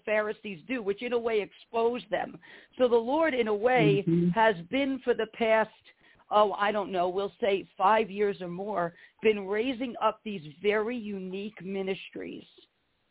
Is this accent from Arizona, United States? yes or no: no; New York City, New York, United States; moved away; I'm an Italian girl. I was born in the Bronx, New York. You know, I was raised down there part of my life